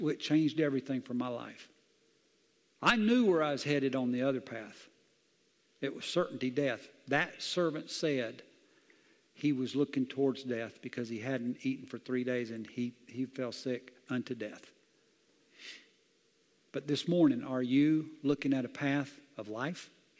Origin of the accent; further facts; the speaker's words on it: Southern US, United States; I grew up in the South, and this is a Bible Belt. I've seen a lot of stuff.